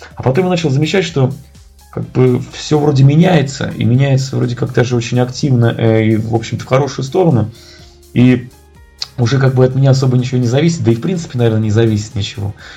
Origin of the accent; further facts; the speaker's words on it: Tula, Tula Oblast, Russia; я сам из Тулы